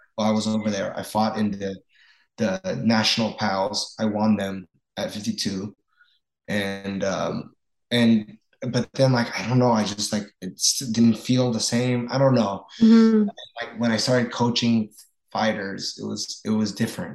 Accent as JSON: {"language": "English", "town": "Lafayette", "region": "Indiana", "country": "United States", "tie": "born or raised there", "moved": "as an adult", "lives_now": "Los Angeles, United States"}